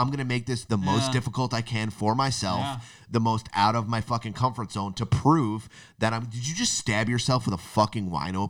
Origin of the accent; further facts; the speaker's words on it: Florida, United States; born there; I was born in Florida.